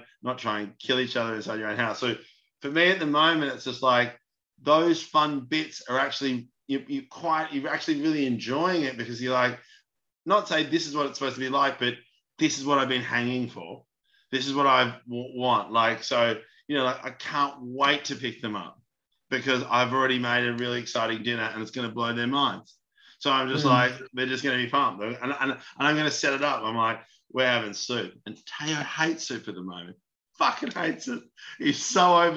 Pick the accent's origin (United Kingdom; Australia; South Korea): Australia; Melbourne, Victoria; I'm from Melbourne.